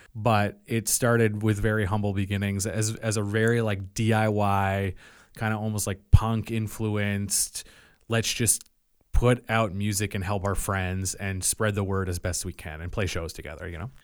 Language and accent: English; Yarmouth County, Nova Scotia, Canada; also born or lived in Belleville / Halifax; I grew up for the most of my life here in Yarmouth County on Tourette's Island.